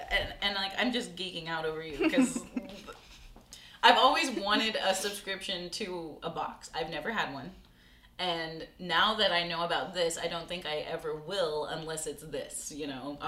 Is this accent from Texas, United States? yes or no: yes; Corpus Christi, Texas, United States; I grew up in Corpus, and some of my friends moved to Austin.